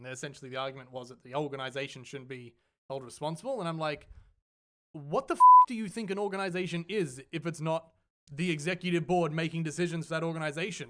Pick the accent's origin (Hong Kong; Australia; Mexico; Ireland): Australia; we are from Australia